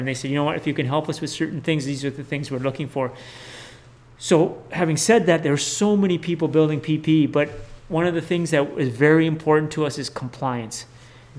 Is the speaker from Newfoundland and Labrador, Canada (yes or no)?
no; Manitoba, Canada; we're Manitobans